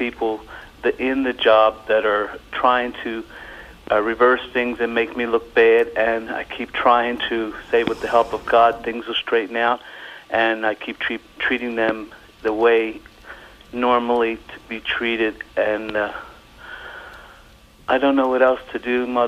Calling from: Pennsylvania, United States; I'm from Pennsylvania.

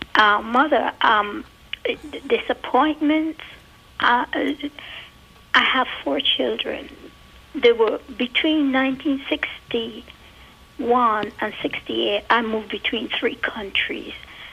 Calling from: Montgomery, Alabama, United States; I'm from Montgomery, Alabama.

